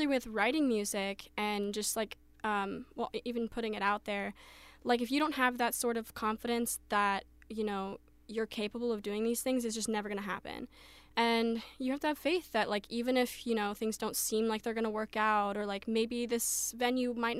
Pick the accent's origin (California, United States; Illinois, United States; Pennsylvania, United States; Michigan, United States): California, United States; now in Ohio, United States; I'm originally from California, but I've been living in Ohio for a long time now.